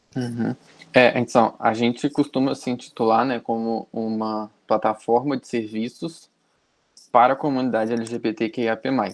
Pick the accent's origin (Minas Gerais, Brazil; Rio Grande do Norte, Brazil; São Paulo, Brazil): Minas Gerais, Brazil; Juiz de Fora; eu sou daqui de Juiz de Fora, Minas Gerais